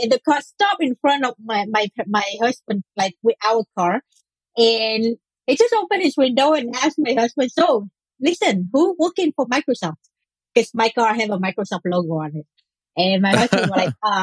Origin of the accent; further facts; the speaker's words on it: Israel; I'm also from Israel, but I'm living a bit in the north.